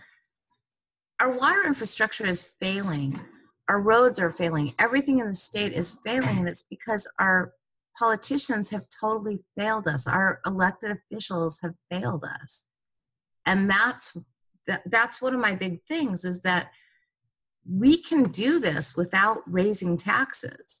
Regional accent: Santa Monica, California, United States; And I grew up in Santa Monica, and in the 70s is when Dogtown skates started.

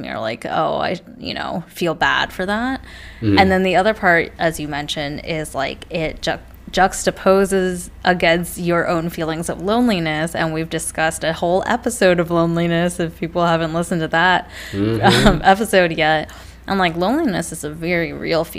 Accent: California, United States; also born or lived in London; I'm from California

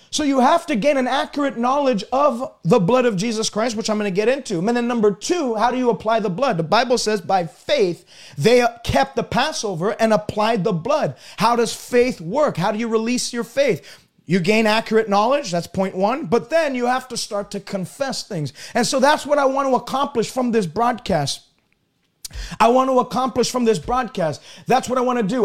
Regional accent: Canada; I'm a Canadian. I don't speak like an American.

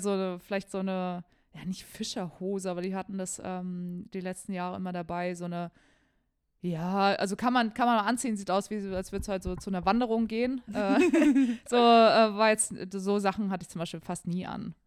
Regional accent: Germany; bei uns in Deutschland

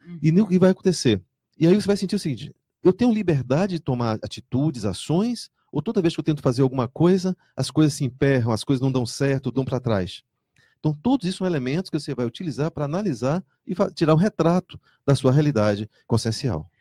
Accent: Salvador, Bahia, Brazil; now in Foz do Iguaçu, Brazil; eu venho de Salvador

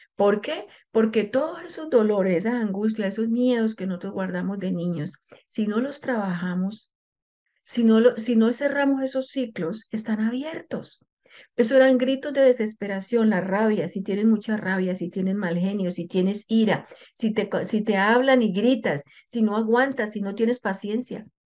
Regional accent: Colombia; moved away as an adult; yo soy eh, colombiana y yo hablo de mi cultura. Nosotros los colombianos

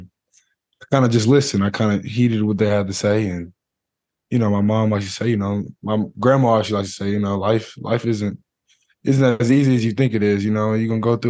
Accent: Texas, United States; I'm from Texas

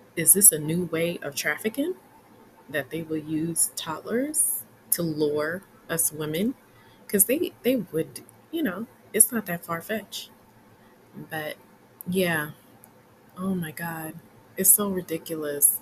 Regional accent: New York City, New York, United States; as a New Yorker

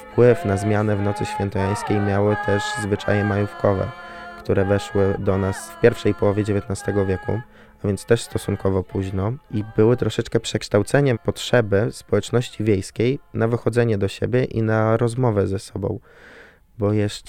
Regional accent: Bazar, Lublin Voivodeship, Poland; pochodzę ze wsi, w której mieszkał Jan III Sobieski i w której spędzał miesiąc miodowy z Marysieńką

